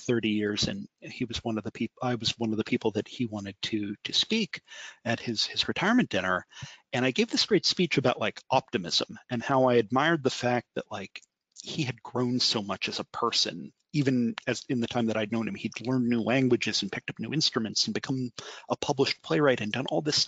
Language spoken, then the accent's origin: English; Harrisburg, Pennsylvania, United States; moved away as an adult; now in Washington, D.C., United States; I'm originally from Harrisburg, Pennsylvania